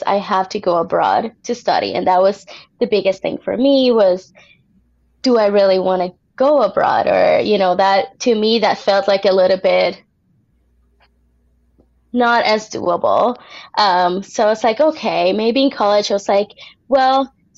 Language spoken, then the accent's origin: English; Puerto Rico; moved away as an adult; also born or lived in Indiana, United States; now in Las Vegas, United States; I was born in Puerto Rico, so I'm from there, and I was actually raised there as well